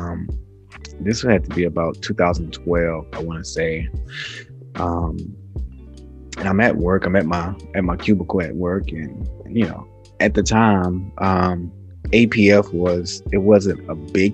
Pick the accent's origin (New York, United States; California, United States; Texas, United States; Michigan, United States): Texas, United States; Houston; also born or lived in Katy, Texas; I'm from Houston, Texas. Originally from the inner city of Houston, Texas. I grew up maybe 10, 15 minutes from the Astrodome